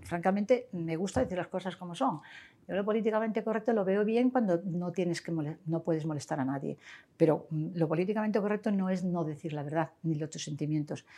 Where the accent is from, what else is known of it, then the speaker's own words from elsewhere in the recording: Sarria, Lugo, Galicia, Spain; now in Marbella, Spain; mi pueblo, que es de Sarre Lugo